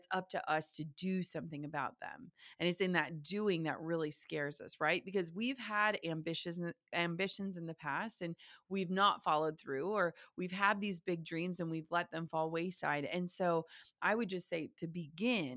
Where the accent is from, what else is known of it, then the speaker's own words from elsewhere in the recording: small town Minnesota, United States; I grew up in the Midwest in small town Minnesota. We still live in small town Minnesota